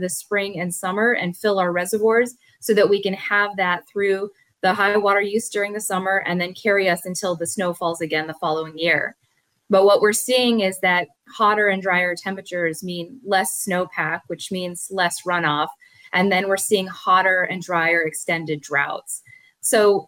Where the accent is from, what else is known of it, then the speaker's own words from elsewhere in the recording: Anaheim, California, United States; I grew up here in Southern California, and like many kids, visited the beach